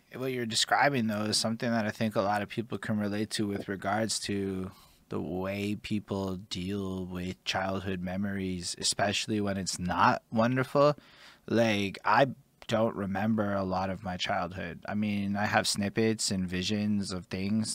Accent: Montreal, Quebec, Canada; I'm from Montreal

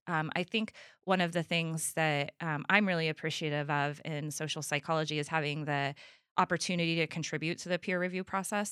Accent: Trinity County, California, United States; I'm from Trinity County

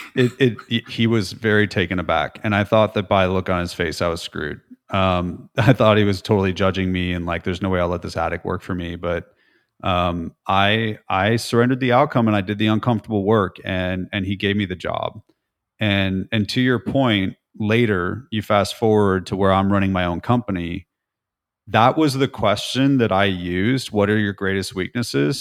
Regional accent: California, United States; moved away as an adult; now in Nashville, United States; I'm from California, but I've spent the last seventeen years in Nashville.

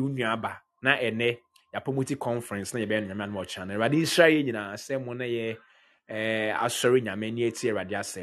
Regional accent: Ghana; I'm also a Ghanaian

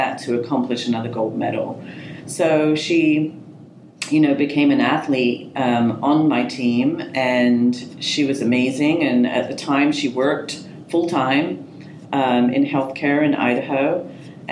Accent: England, United Kingdom; also born or lived in Marin County, California; now in United States; in an Olympics in my home country.

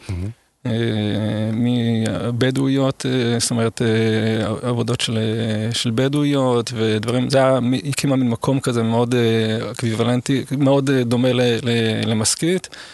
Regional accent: Israel; also born or lived in Seoul, South Korea / Guatemala; נולדתי כאן ואני מאוד שורשי וכל חיים בערך אני גר באותו

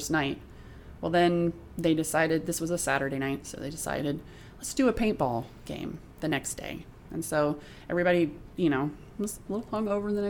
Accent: North Pole, Alaska, United States; I was from North Pole, so I was from the dark side

